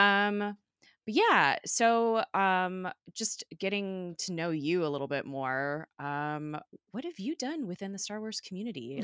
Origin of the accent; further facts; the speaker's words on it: California, United States; I'm from California